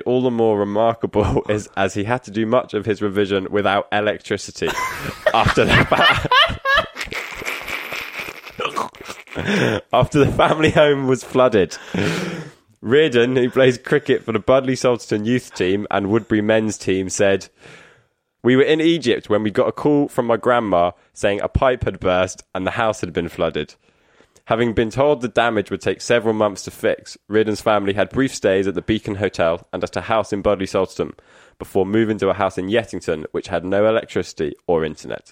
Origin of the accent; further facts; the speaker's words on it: Exmouth, South West England, United Kingdom; the Exmouth Journal, the local paper in my hometown